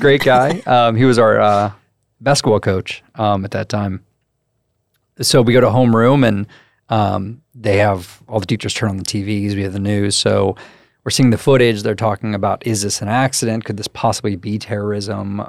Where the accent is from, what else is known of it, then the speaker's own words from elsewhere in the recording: Crestview, Florida, United States; I'm from Crestview, so it's a very military heavy